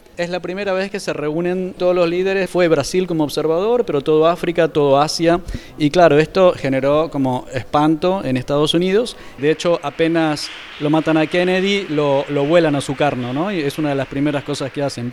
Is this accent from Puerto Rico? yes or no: no; Argentina; now in Spain; me fui de Argentina, aunque mi pasaporte soy argentino